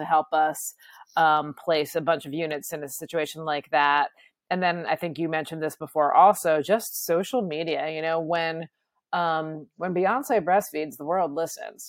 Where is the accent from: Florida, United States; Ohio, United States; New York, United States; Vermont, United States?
Vermont, United States; I'm from Vermont